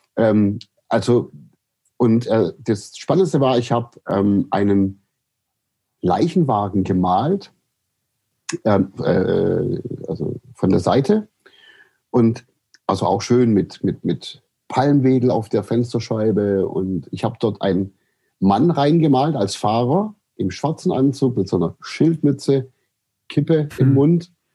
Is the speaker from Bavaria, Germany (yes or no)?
no; Aidlingen, Baden-Württemberg, Germany; aufgewachsen bin ich äh, im Landkreis Böbling in der, im, man sagt, da gibt es so eine Gegend, die heißt Heckengäu und das ist die Perle des Heckengäus, wie die Ortschaft sich selber nennt. Und äh, das ist der Ort Eidlingen